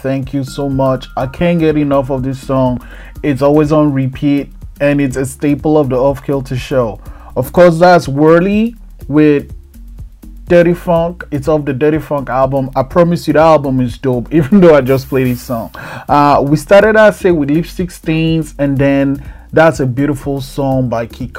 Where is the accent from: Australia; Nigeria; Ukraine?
Nigeria; moved away; my home country of Nigeria.